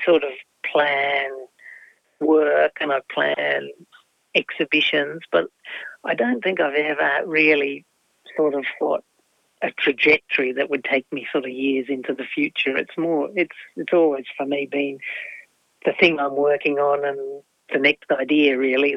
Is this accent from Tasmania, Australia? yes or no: yes; Tasmania, Australia; people ask where I come from. I very rarely say Australia. It's not that I'm not proud of being Australian. I come from Tasmania